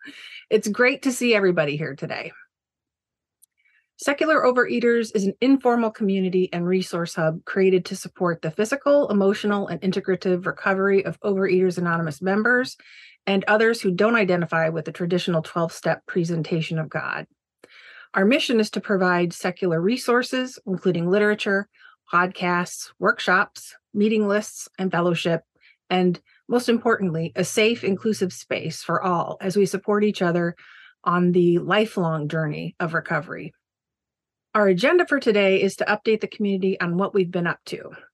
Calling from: Maryland, United States; I'm joining you from Maryland in the U.S., and my pronouns are she, her.

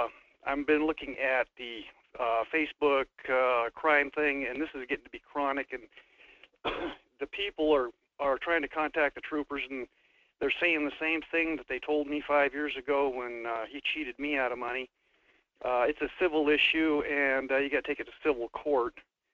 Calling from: Wasilla, Alaska, United States; I'm calling from Wasilla.

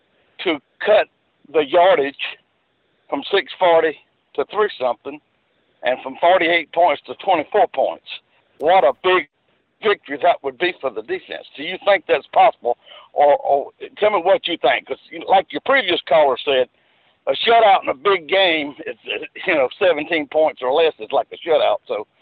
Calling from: Mobile, Alabama, United States; Hey, I'm … from Mobile. How are you?

